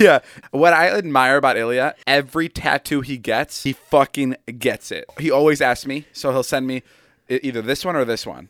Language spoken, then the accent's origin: English; Chicago, Illinois, United States; now in Los Angeles, United States; my hometown friend's Mike's bedroom for this one. We're in Chicago